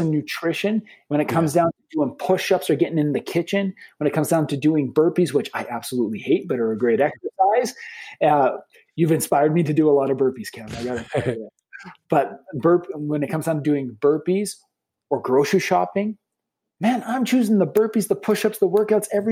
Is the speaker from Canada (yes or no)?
yes; Lethbridge, Alberta, Canada; We're from Lethbridge, Alberta, Canada